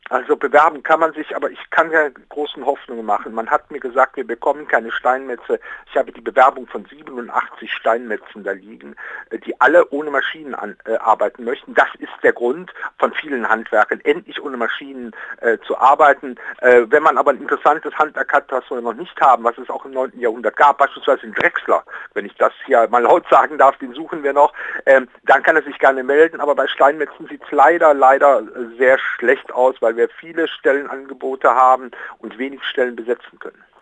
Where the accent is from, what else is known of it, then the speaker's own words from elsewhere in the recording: Aachen, North Rhine-Westphalia, Germany; bin ich Aachener, also Karl der Große, da bin ich mit groß geworden